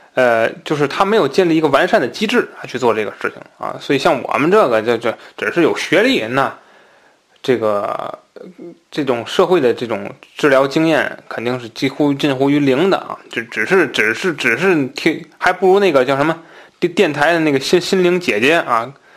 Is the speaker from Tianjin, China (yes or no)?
yes; Tianjin, China; accent: Tianjin dialect; 那我们天津话讲瞎鬼啊